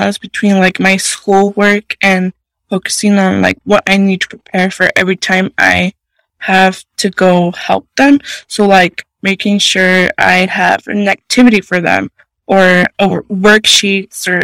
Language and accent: English; Idaho Falls, Idaho, United States; I was born in Idaho Falls